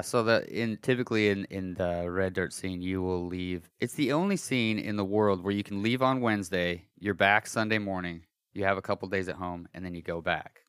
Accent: Colorado, United States; moved away; I'm from Colorado. Me and my brothers were from Colorado

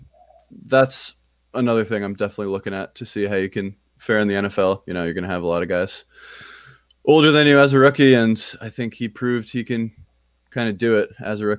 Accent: New Jersey, United States; I'm from New Jersey, big Jets fan.

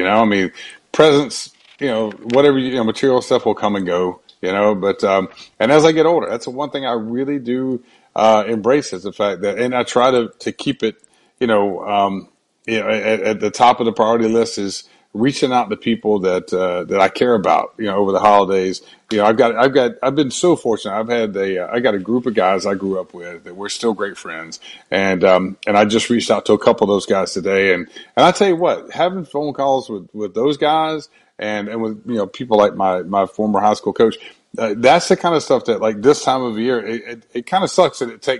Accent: Brunswick, Georgia, United States; born or raised there; moved away; also born or lived in Atlanta

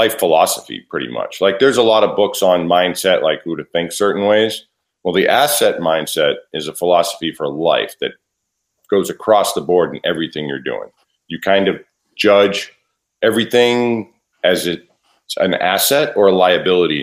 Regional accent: South Shore, just outside Boston, Massachusetts, United States; now in Nashville, United States; I was born just outside of Boston, Massachusetts, so on the South Shore, and grew up there

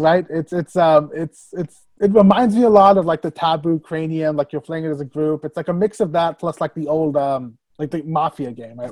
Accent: Tennessee, United States; moved away as an adult; now in New York, United States; I I grew up in Tennessee

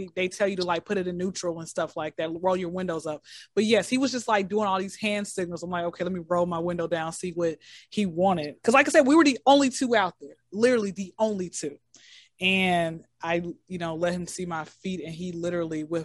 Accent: Atlanta, Georgia, United States; I'm in Atlanta, born and raised in Atlanta.

